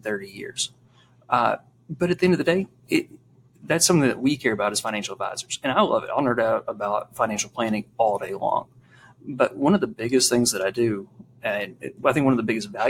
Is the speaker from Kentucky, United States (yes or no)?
yes; Eastern Kentucky, United States; I'm from Eastern Kentucky